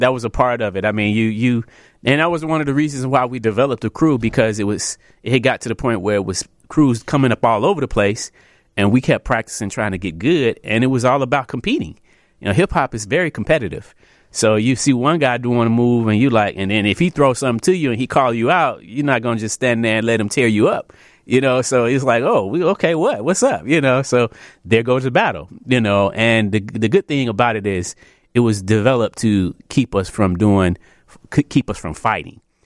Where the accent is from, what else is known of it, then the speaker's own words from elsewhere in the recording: Chicago, Illinois, United States; I'm, uh, born and raised here in Chicago. Um, I come from the Southeast side